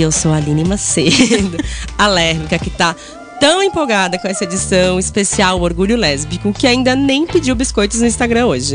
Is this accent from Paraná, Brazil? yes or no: no; São Paulo, Brazil; a gente é aqui de São Paulo